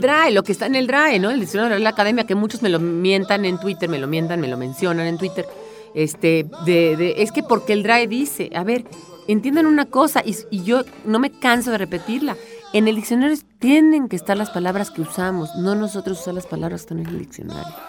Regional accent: Mexico City, Mexico; no solamente soy chilanga, sino soy de lana de la Narvarte

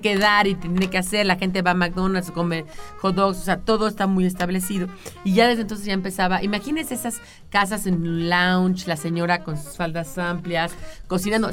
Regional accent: Mexico City, Mexico; yo nací en la colonia, yo nací en la colonia Granada, en el Sanatorio Español que está ahí en el Ejército Nacional

